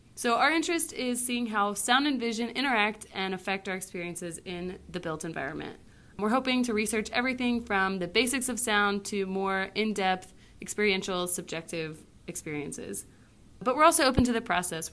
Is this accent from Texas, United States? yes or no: yes; Houston, Texas, United States; I'm from Houston, Texas